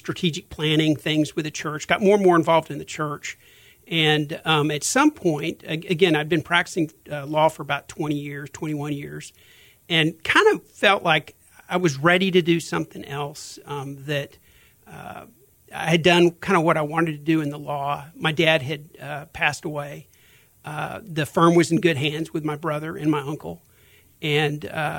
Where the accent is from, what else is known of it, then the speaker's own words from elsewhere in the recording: Houston, Texas, United States; I grew up here in Houston. Memorial area of Houston